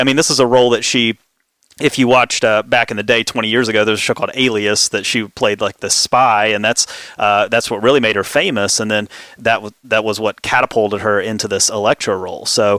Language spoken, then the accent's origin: English; West Virginia, United States; I'm from West Virginia.